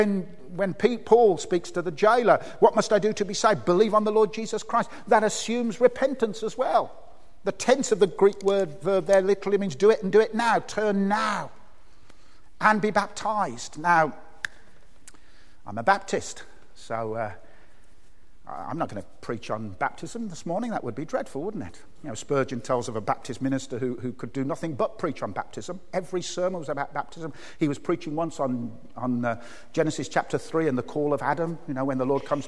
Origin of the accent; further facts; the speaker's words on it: Birmingham, West Midlands, United Kingdom; moved away; I came from Birmingham?